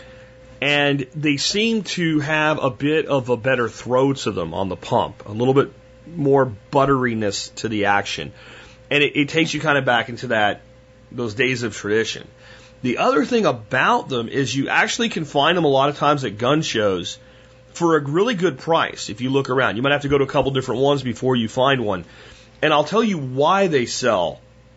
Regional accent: Pennsylvania, United States; I grew up deer hunting in Pennsylvania

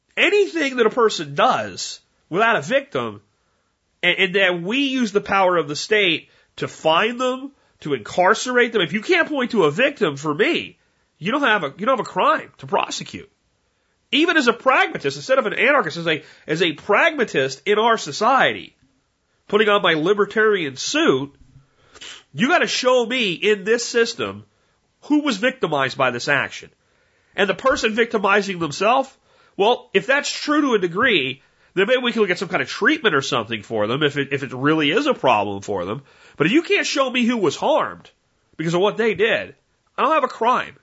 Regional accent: United States; you have this pride in being an American.

